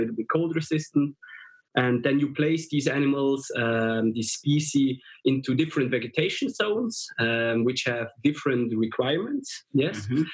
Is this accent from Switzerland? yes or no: yes; Switzerland; we are from Switzerland